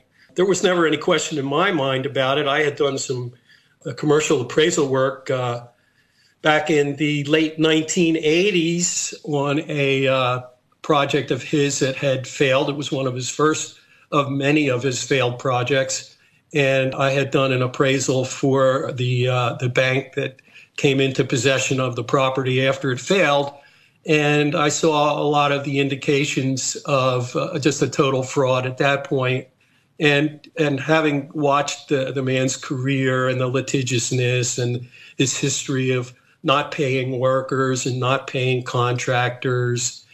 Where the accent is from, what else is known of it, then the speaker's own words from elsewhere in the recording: Philadelphia, Pennsylvania, United States; moved away as an adult; also born or lived in Nice, France / Split, Croatia; my hometown of Philadelphia